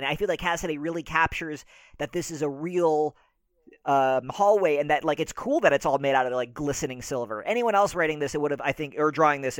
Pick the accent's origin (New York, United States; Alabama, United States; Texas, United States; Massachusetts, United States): New York, United States; And I grew up in Northern Westchester, so I know from Northern Westchester.